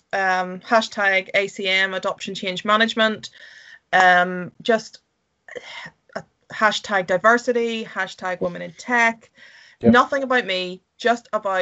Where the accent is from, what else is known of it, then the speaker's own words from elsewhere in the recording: Ireland; And Scotland is, I would say, and I'm from Ireland, and it is pretty beautiful here.